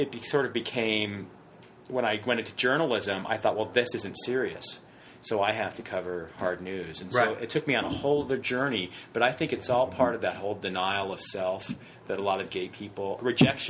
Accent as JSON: {"language": "English", "town": "Westminster", "region": "California", "country": "United States", "tie": "born or raised there", "said": "I grew up in Orange County."}